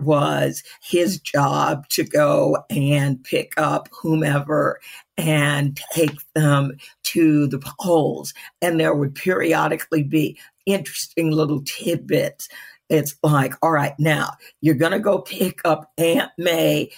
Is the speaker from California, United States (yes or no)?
no; Chicago, Illinois, United States; now in Virginia, United States; originally born and raised in Chicago